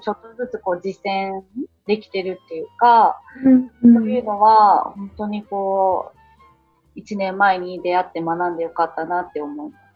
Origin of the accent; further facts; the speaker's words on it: Kagawa, Japan; moved away as an adult; also born or lived in Shizuoka; 私も今香川県、地元の香川県に帰ってきたので